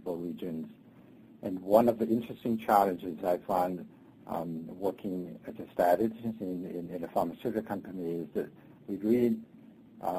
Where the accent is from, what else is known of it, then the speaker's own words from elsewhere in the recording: Hong Kong; moved away as an adult; also born or lived in China / Minnesota, United States; now in United States; I was born in China and grew up in Hong Kong